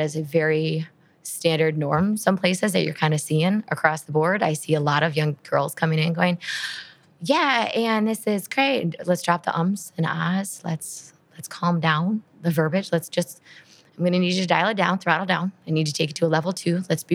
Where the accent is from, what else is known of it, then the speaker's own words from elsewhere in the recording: Midwest, United States; I'm from the Midwest